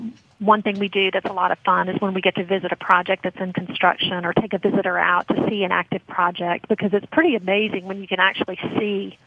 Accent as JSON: {"language": "English", "town": "Baton Rouge", "region": "Louisiana", "country": "United States", "said": "I'm from Baton Rouge."}